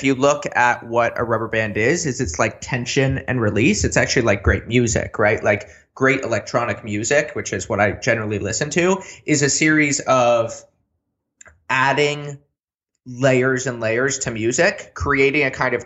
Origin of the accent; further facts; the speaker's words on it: California, United States; I grew up in California